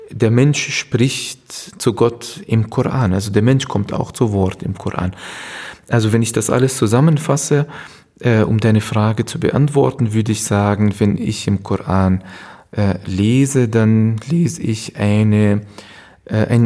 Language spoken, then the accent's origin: German; Palestine; now in Germany; Ursprünglich komme ich aus Palästina äh, und äh, 1971 geboren, wenn jemand das Alter wissen will.